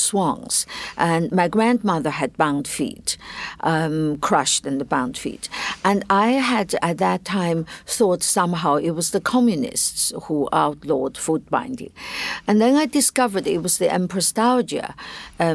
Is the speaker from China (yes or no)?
yes; China; I as growing up in China